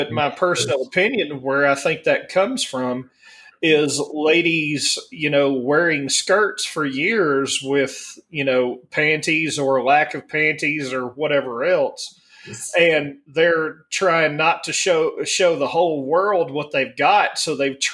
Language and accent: English; the South, Alabama, United States; moved away as an adult; now in Denver, United States; I was raised up in the South